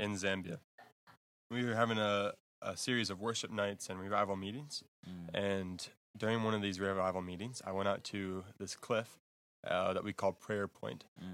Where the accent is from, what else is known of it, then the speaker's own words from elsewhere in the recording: Texas, United States; moved away; also born or lived in Michigan / Africa; I am originally from Texas in the United States, and then a few years ago moved to Michigan